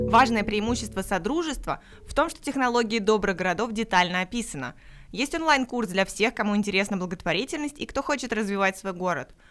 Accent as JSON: {"language": "Russian", "town": "Belebey", "region": "Bashkortostan", "country": "Russia", "said": "А я из Башкортостана, город Белебей. Наш город небольшой, 60 тысяч"}